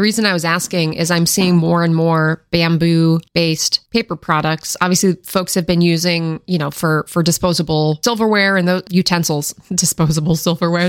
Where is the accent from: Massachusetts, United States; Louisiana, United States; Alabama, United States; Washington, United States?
Washington, United States; I grew up in Washington State in the Pacific Northwest area